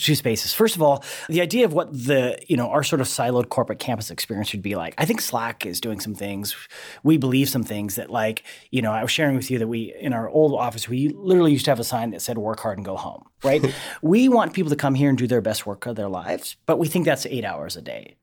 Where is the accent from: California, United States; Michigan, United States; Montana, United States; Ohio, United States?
Montana, United States; Helena; moved away; I'm originally again from Helena, Montana